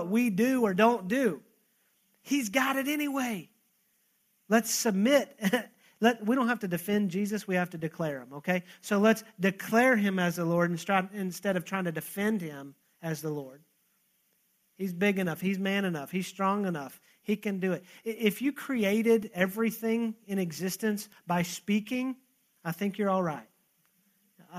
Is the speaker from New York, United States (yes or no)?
no; Texas, United States; I'm Texan